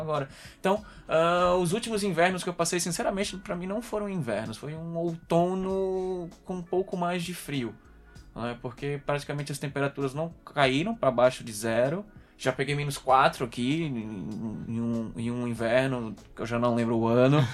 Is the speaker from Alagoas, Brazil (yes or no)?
yes; Maceió, Alagoas, Brazil; moved away as an adult; now in Coimbra, Portugal; eu sou de Maceió, Alagoas, Nordeste